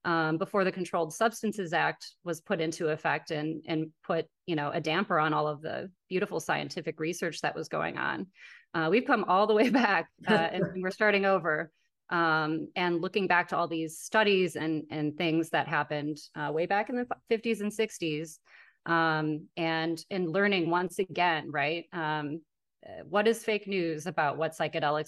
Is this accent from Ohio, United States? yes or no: no; Wisconsin, United States; I'm from Wisconsin